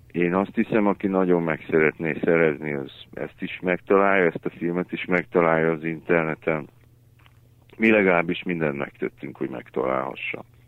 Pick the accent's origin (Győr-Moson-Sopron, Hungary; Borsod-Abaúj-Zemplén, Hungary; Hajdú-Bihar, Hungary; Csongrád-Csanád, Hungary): Hajdú-Bihar, Hungary; Debrecen; moved away as an adult; now in Budapest, Hungary; a szülővárosom is az Debrecen